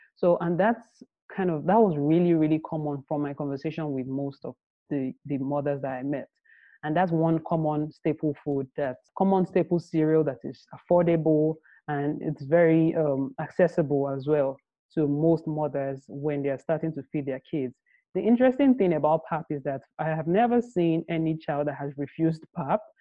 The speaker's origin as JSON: {"language": "English", "country": "Nigeria", "tie": "born or raised there", "said": "I grew up in Nigeria"}